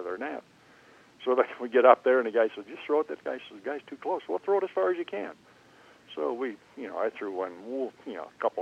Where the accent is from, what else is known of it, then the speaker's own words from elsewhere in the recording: St. Cloud, Minnesota, United States; moved away as an adult; also born or lived in Kansas City; now in Overland Park, United States; growing up in Minnesota